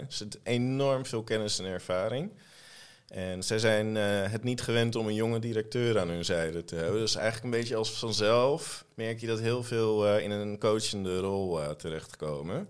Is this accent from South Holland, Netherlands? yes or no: no; Almere, Flevoland, Netherlands; also born or lived in Bijlmer, Amsterdam; Dus ik ben in Almere opgegroeid, in een ontzettend beschermende en veilige omgeving